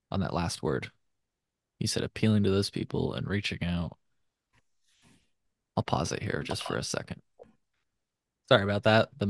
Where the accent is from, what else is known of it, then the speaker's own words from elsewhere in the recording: Illinois, United States; You know, I'm from Illinois.